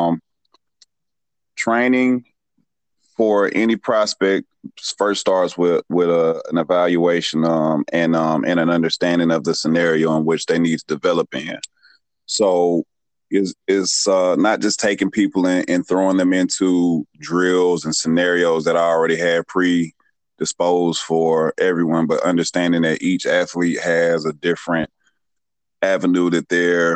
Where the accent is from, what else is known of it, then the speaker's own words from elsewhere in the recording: Atlanta, Georgia, United States; I'm a Metro Atlanta native. If you're not from Georgia, I would tell you I'm from Atlanta. If you are from the Metro Atlanta area, I'd tell you I'm from Athonia